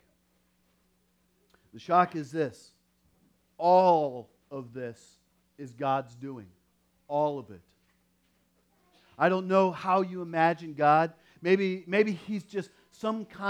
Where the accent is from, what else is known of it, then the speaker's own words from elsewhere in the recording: Iowa, United States; growing up in Iowa